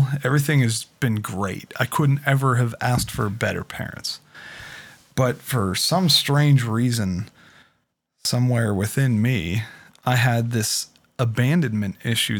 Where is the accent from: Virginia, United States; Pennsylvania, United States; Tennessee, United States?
Pennsylvania, United States; Pittsburgh; I was originally from Pittsburgh. Yeah. I was born in Presby Hospital, and the adoption was from Allegheny County.